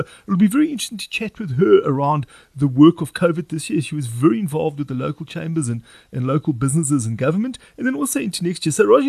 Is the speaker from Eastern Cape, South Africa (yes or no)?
yes; Port Elizabeth, Eastern Cape, South Africa; moved away; Port Elizabeth is my hometown. I went to school and university there.